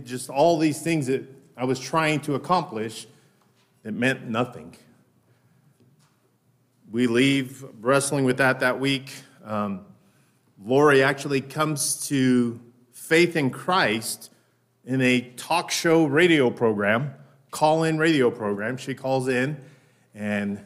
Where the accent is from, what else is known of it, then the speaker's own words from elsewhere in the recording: Denver, Colorado, United States; My wife and I were both born and raised in Denver